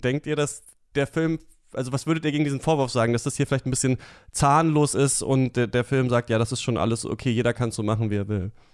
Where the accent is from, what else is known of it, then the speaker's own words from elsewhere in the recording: GDR, East Germany, Germany; ich bin in der DDR geboren